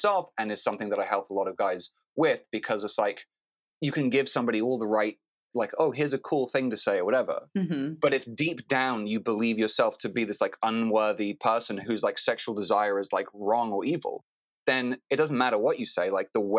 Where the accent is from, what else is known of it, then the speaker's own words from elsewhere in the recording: London, United Kingdom; also born or lived in Phoenix, United States; now in Los Angeles, United States; I grew up in London to two American parents, New Yorkers living in London.